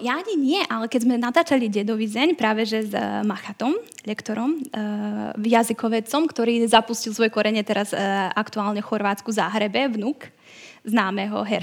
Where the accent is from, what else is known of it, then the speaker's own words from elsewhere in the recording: Vojvodina, Serbia; now in Slovakia; ako niekto z Vojvodiny